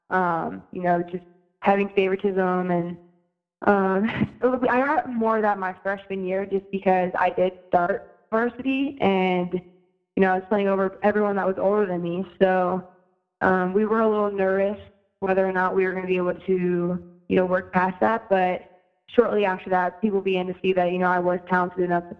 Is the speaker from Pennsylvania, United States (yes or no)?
yes; State College, Pennsylvania, United States; moved away as an adult; also born or lived in Connecticut; I grew up in Pennsylvania